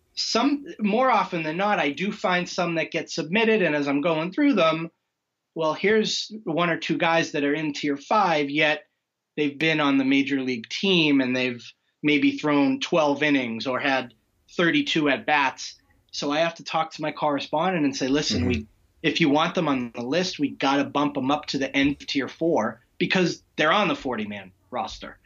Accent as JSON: {"language": "English", "region": "Western Massachusetts", "country": "United States", "tie": "born or raised there", "said": "I'm I'm in Western Massachusetts"}